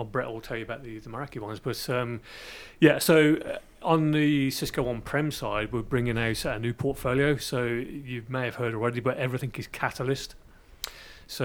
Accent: Birmingham, West Midlands, United Kingdom; accent: Brummie; you probably detected my Brummie accent coming across.

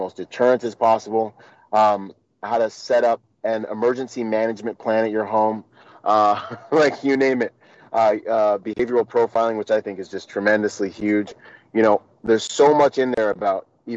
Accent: Washington, United States; also born or lived in Bahamas; I'd spend the summer in the Bahamas and I'd spend the winters and school years in Washington with my mom.

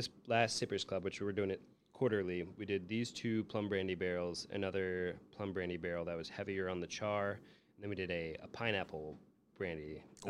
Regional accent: Minnesota, United States; born or raised there; now in Chicago, United States

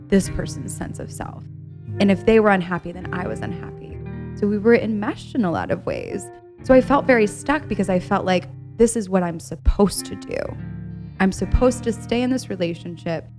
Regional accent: Ohio, United States; I'm from Ohio, and from Ohio, there's this mentality

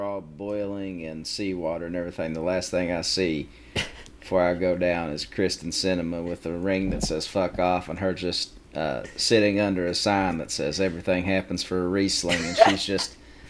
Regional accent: Whitesburg, Kentucky, United States; I'm from Whitesburg, fucking Kentucky

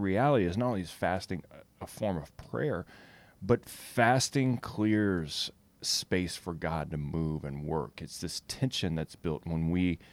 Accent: Louisiana, United States; I'm from Louisiana

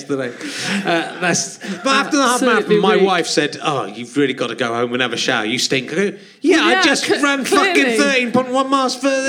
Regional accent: West Country, South West England, United Kingdom; I'm from the West Country.

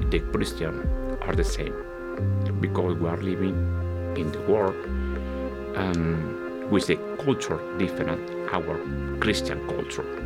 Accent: Venezuela; now in Plainfield, United States; from Venezuela.

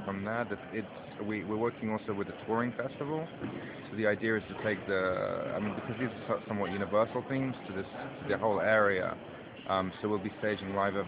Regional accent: London, United Kingdom; I'm from South London

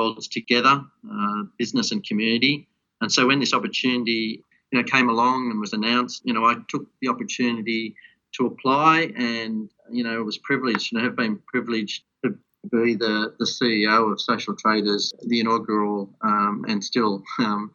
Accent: Wollongong, New South Wales, Australia; moved away as an adult; also born or lived in Sydney, Australia; now in Melbourne, Australia; I hail from Wollongong in New South Wales. I went to school and university there

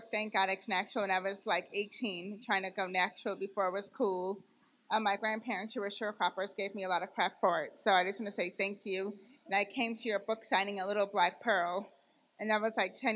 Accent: Homewood, Illinois, United States; I'm from Homewood, which is now becoming black. So it was all white.

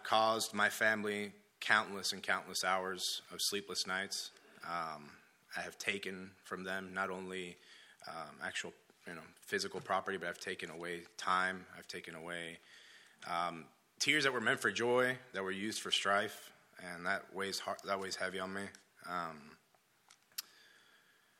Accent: Dominican Republic; moved away; also born or lived in Florida; I was born in Florida and raised in Dominican Republic

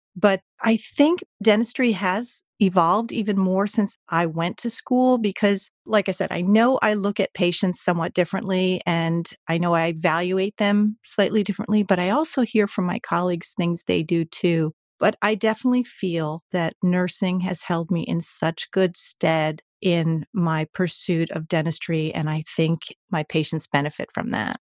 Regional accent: New Jersey, United States; I grew up in New Jersey, second generation American

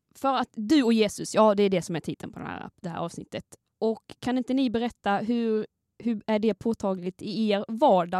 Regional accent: Skåne, Sweden; accent: Scanian (skånska); Jag eh, kommer ju från Skåne

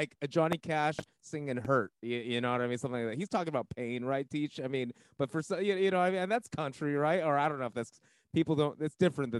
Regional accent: United States; My parents are from Taiwan, but my grandparents are from China, but I'm born here.

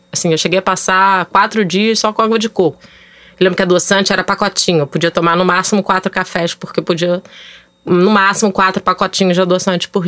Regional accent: Rio de Janeiro, Brazil; eu tenho 43 anos, é, sou carioca tenho dois filhos

